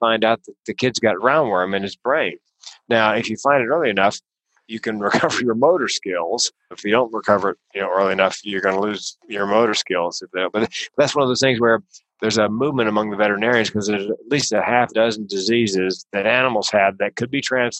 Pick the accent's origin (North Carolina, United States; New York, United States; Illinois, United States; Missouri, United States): North Carolina, United States; I grew up in the South in North Carolina, which was, you know, Tobacco Road